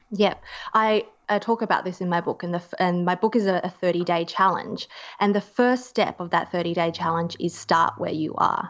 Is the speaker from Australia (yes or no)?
yes; Australia; being an Australian.